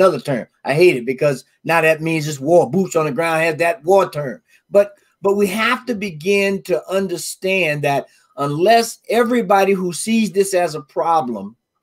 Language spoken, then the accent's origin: English; Deep South, United States; I'm raised in the South, deep South.